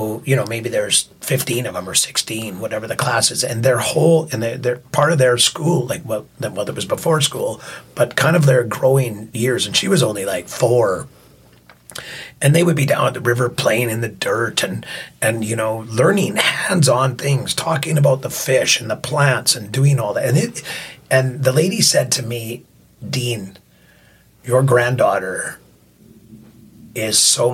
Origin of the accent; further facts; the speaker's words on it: Yarrow, British Columbia, Canada; Yarrow, where I grew up a lot in Yarrow. I spent a lot of time in Yarrow.